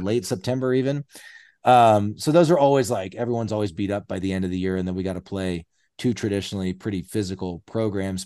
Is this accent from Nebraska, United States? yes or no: yes; Lincoln, Nebraska, United States; moved away as an adult; also born or lived in Washington D.C.; now in Bend, United States; I was born and raised in Lincoln, Nebraska. I'm currently a resident of Bend, Oregon